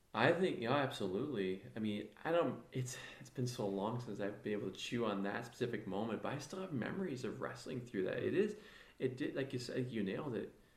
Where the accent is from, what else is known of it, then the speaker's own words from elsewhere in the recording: South Beloit, Illinois, United States; I grew up in Illinois, grew up in South Beloit